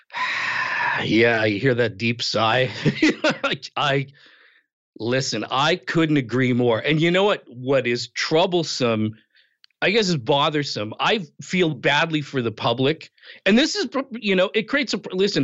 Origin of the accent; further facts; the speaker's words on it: Western Canada, Canada; also born or lived in outside Toronto, Ontario; now in Toronto area, Canada; I was born and raised in Canada, Western Canada, grew up there, eventually moved to Eastern Canada. I live outside of Toronto now.